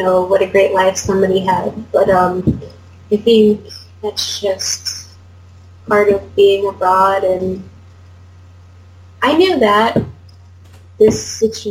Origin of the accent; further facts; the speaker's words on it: United States; moved away as an adult; now in South Korea; I'm from the US